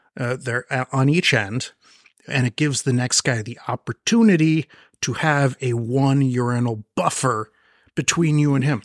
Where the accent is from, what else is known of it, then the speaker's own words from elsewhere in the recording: Marin County, California, United States; I grew up in Marin County.